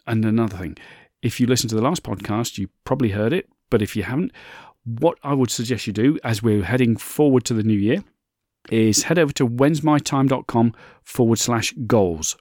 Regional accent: United Kingdom; my home country of the U K

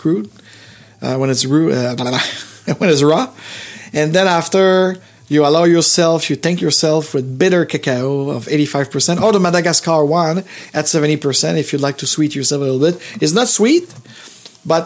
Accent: Montreal, Quebec, Canada; the hospital where I was born in Montreal

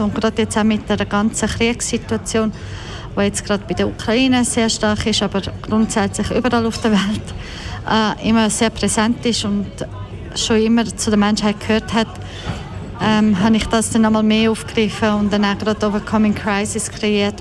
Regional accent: Croatia; moved away; Ich komme aus Kroatien, meine Eltern aus Bosnien-Herzegowina

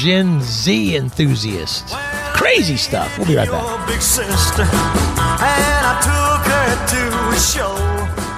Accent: Southern California, United States; now in Pacific Northwest, United States; I grew up in Southern California as well. Now I live in the Pacific Northwest

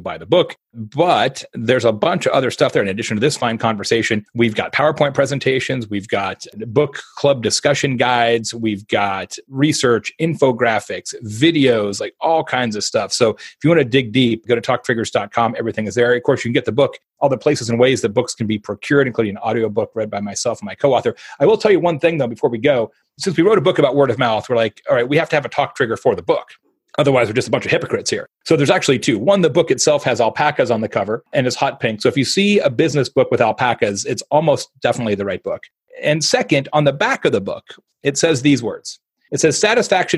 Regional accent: Phoenix, Arizona, United States; I'm from Phoenix

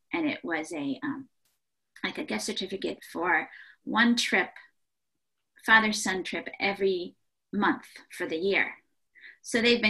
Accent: Ohio, United States; I grew up in Ohio

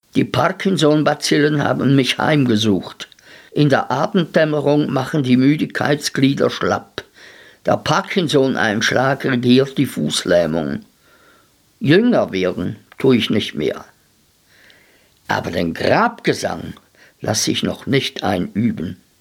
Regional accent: Switzerland; bei uns in der Schweiz

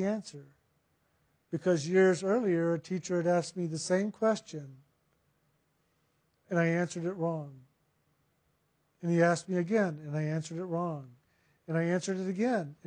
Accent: San Antonio, Texas, United States; I was born in San Antonio.

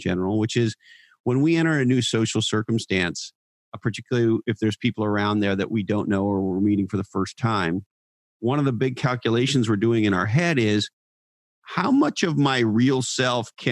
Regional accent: Canada; now in California, United States; I'm from Canada, by way of example, and I live in California.

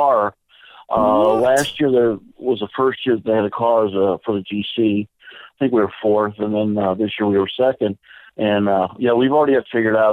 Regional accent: Illinois, United States; we're from Illinois

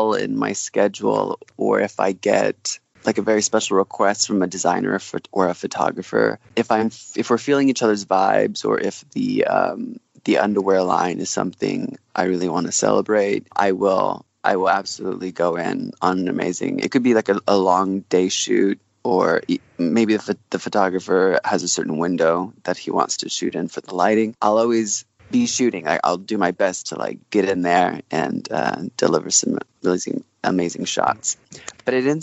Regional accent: Oklahoma, United States; moved away as an adult; now in Los Angeles, United States; I grew up in Oklahoma

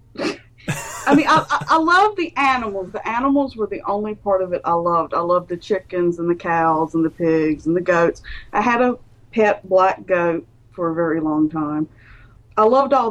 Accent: North Carolina, United States; also born or lived in Charlotte, North Carolina; I was born and raised in North Carolina, still live in North Carolina

